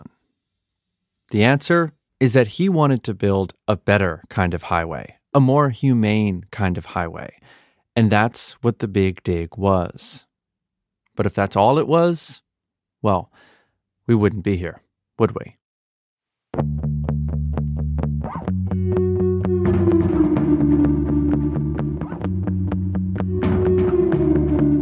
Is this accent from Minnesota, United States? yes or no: no; Massachusetts, United States; when I was growing up in Massachusetts in the 1990s